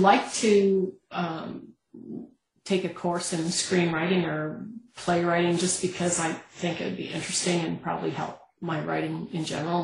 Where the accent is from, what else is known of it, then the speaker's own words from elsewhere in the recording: Canada; as a Canadian